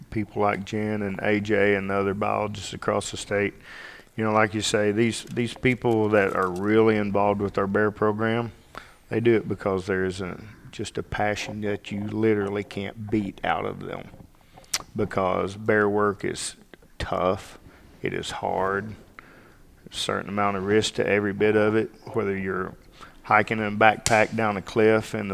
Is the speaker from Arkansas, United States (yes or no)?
yes; Arkansas, United States; You grew up here in Arkansas. Can't you tell by my accent?